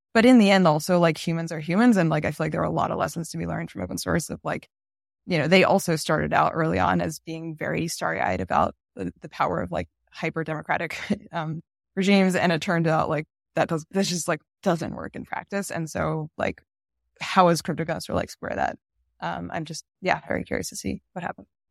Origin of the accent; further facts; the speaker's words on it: United States; I, I'm American